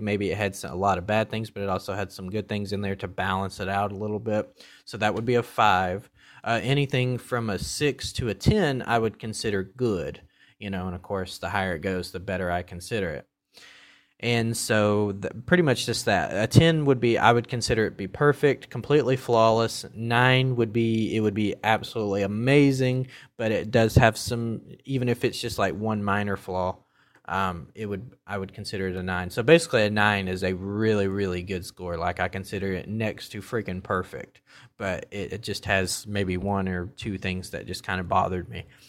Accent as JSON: {"language": "English", "region": "the South", "country": "United States", "tie": "born or raised there", "said": "I grew up in the South"}